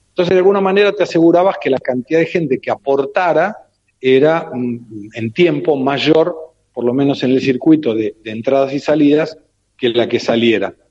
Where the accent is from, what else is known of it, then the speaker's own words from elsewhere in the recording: Argentina; now in São Paulo, Brazil; nosotros de Argentina